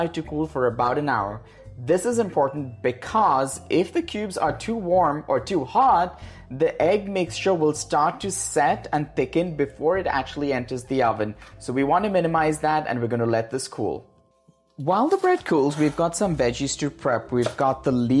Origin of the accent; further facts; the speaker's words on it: India; also born or lived in Goa; now in California, United States; the India I grew up